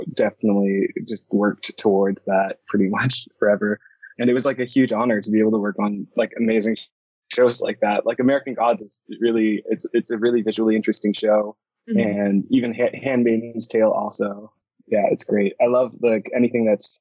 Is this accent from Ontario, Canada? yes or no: yes; Toronto, Ontario, Canada; I'm from Toronto, Canada